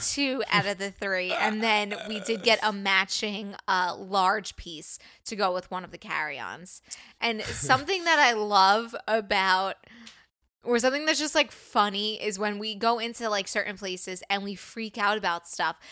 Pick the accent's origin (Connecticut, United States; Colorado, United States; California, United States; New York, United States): New York, United States; I'm from New York